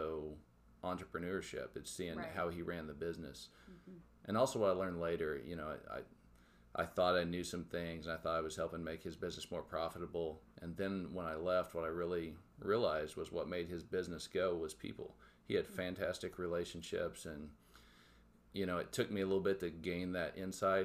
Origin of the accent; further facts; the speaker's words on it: Tahlequah, Oklahoma, United States; moved away as an adult; also born or lived in Miami, Oklahoma; now in Joplin, United States; I grew up in Tahlequah, Oklahoma